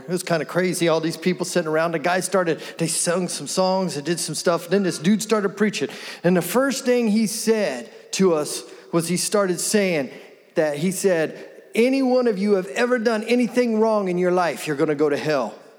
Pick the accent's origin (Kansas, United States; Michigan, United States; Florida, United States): Kansas, United States; Wichita; I was born here in Wichita, born here, raised here. I've grown up here.